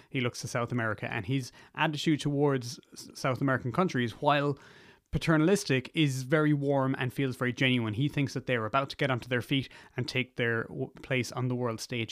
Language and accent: English; Ireland; also born or lived in United Kingdom; further south where I'm from